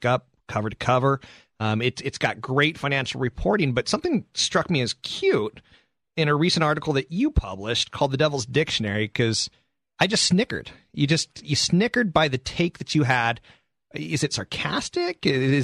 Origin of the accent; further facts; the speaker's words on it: United States; we Americans